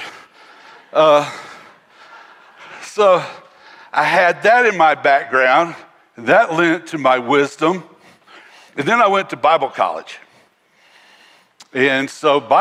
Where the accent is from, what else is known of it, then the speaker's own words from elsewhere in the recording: North Carolina, United States; where I grew up was in North Carolina